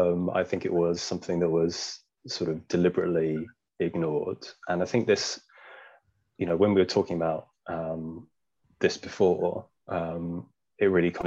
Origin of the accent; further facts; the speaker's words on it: Cornwall, South West England, United Kingdom; this family of sort of little half Filipino children in a very quiet white town in Cornwall.